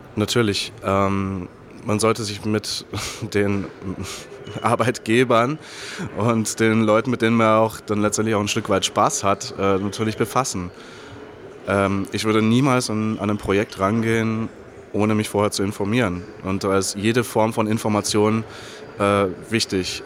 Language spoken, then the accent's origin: German; Germany; für mich als Deutscher